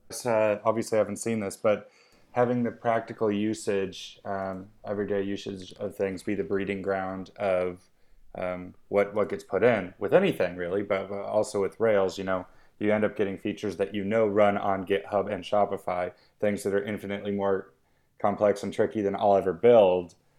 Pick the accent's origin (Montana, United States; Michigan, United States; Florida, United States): Montana, United States; Missoula; moved away as an adult; also born or lived in West Country, England; now in United Kingdom; I grew up near Missoula, Montana